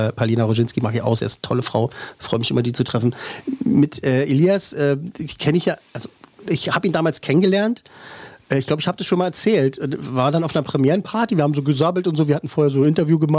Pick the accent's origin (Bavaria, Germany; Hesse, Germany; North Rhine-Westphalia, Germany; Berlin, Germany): Berlin, Germany; als Berliner